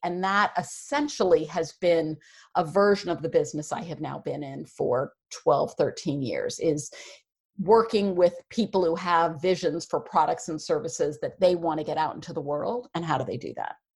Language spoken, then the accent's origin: English; Westchester, New York City suburbs, United States; I grew up in the New York City suburbs in Westchester